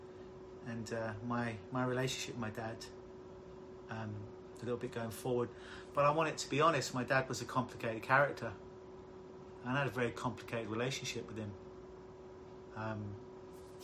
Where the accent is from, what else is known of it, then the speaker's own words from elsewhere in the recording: London, United Kingdom; now in Toronto, Canada; if you haven't told by my accent, I'm originally from London, England